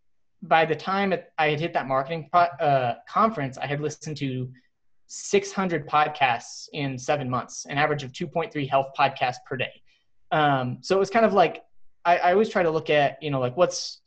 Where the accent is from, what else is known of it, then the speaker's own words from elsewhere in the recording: Texas, United States; moved away as an adult; also born or lived in Cincinnati; I grew up in Texas